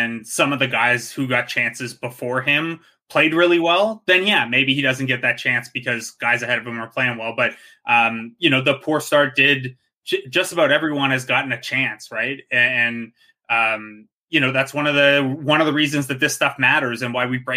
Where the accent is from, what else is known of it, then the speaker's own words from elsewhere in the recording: Cambridge, Ontario, Canada; I grew up in Cambridge, which is like the Kitchener area